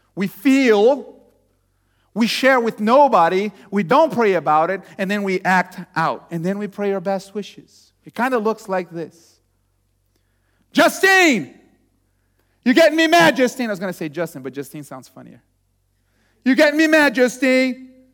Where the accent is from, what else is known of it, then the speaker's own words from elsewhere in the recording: Brazil; moved away as an adult; also born or lived in Texas; I was born in Brazil